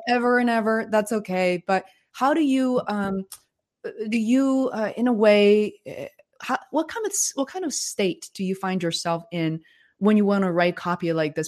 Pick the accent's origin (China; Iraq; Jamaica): China; born or raised there; English is a second language; moved away